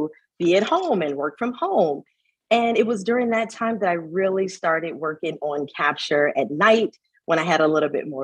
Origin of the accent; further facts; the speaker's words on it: Chicago, Illinois, United States; I'm originally from Chicago